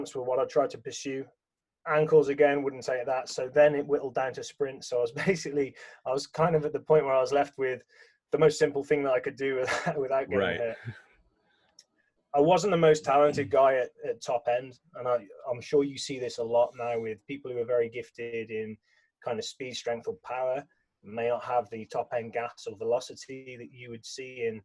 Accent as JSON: {"language": "English", "region": "England", "country": "United Kingdom", "tie": "born or raised there", "said": "growing up in England"}